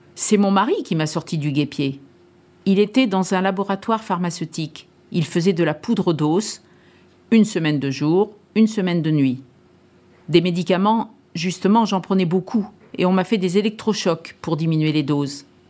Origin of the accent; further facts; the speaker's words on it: Paris, Île-de-France, France; moved away; also born or lived in Étampes / Charente; Je suis née à Paris dans une famille de 11 enfants en 1935